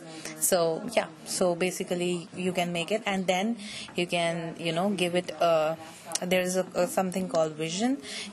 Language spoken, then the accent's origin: English; Lowell, Massachusetts, United States; Ravina is from Boston, I am from Lowell, and Isabel is from Amherst.